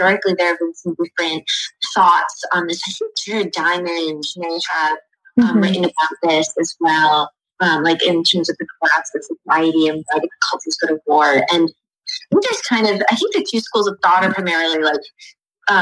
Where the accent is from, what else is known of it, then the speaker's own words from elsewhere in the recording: United States; I also was born in the United States, as were my parents.